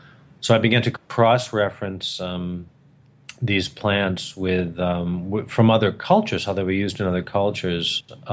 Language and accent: English; New England, United States; moved away as an adult; also born or lived in Colorado / California / Hawaii; now in Hilo, United States; I grew up on the East Coast in New England, but I was living in Colorado.